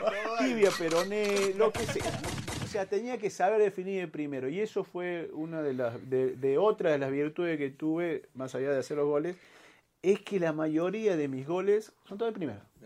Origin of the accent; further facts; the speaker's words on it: Córdoba, Argentina; Ahí en el barrio me hice de talleres